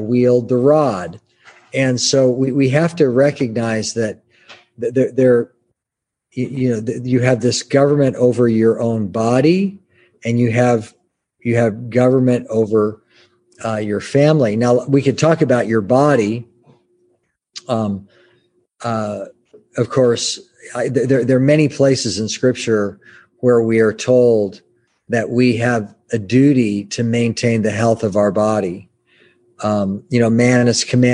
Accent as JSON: {"language": "English", "country": "United States", "said": "I'm an American."}